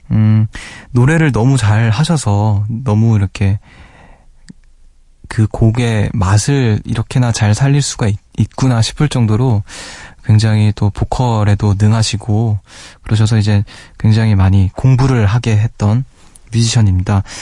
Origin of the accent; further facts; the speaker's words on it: South Korea; 저는 한국인이다. 일본어 못 알아듣는다.